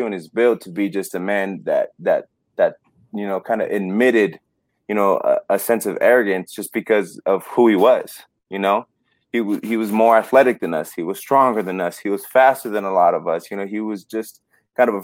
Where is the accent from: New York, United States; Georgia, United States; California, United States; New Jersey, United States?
California, United States; Los Angeles; moved away; coming from Los Angeles. I mean, growing up, I grew up around Mexican, me being Mexican.